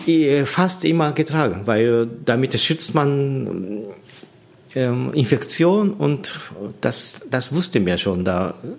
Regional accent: Japan; German is a second language; moved away as an adult; also born or lived in Tokyo, Japan / Munich, Germany; now in Annaberg-Buchholz, Germany; ich bin seit äh, 18 Jahren alt in äh, meine Heimat äh, weggezogen. Ich bin in, in Tokio sechs Jahre studiert das ist auch äh, so 250, 300 Kilometer weiter von meiner Heimat

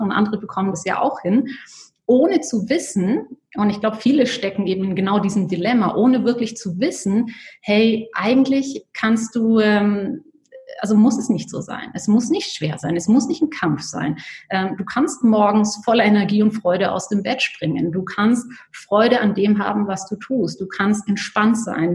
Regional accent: Bayreuth, Bavaria, Germany; moved away as an adult; now in Horgen, Switzerland; ich selbst komme aus Bayreuth, ähm, also das ist der Nordosten von Bayern

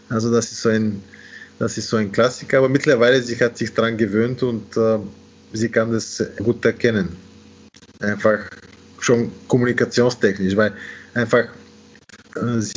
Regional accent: Austria; und natürlich als Österreicher ist man äh, an etwas gewöhnt.

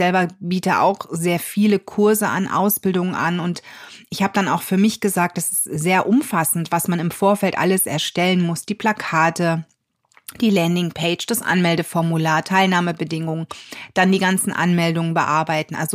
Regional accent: North Rhine-Westphalia, Germany; Ich komme aus der Nähe von Düsseldorf, also für mich ist die Anreise jetzt auch nicht direkt um die Ecke

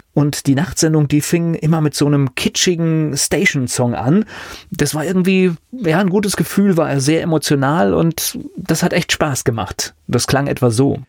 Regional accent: West Germany, Germany; also born or lived in Leipzig; das Set in meinem Namen hat mich zumindest optisch auf dem Dienstplan nicht als Westdeutscher geoutet

